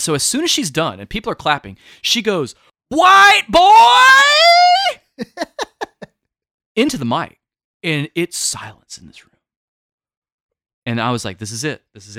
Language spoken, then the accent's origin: English; the South, United States; I had thankfully gone through things like this growing up in the South.